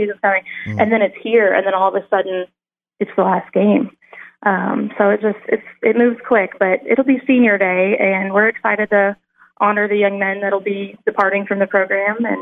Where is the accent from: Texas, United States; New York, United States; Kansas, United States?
Kansas, United States; Topeka; I'm from Topeka, Kansas, grew up a KU fan. And attended sporting events at KU as a kid